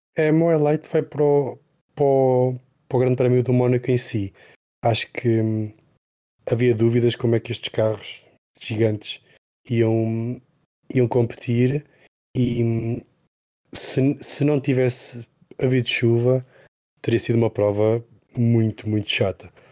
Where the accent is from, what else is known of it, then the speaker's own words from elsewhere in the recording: Portugal; sendo portugueses